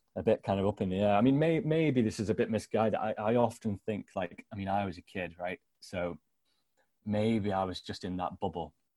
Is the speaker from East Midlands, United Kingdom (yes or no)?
yes; Sherwood Forest, East Midlands, United Kingdom; now in Newcastle upon Tyne, United Kingdom; I was born in Sherwood Forest